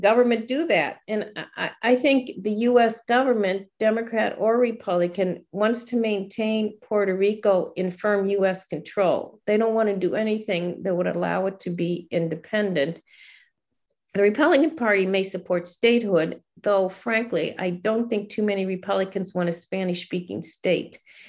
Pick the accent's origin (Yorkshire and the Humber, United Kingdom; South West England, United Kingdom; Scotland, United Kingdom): Scotland, United Kingdom; I'm Scottish.